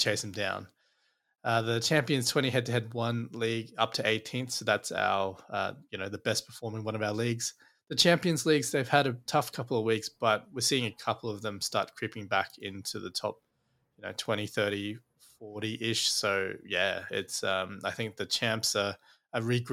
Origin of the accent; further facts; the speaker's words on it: Queensland, Australia; as a Queenslander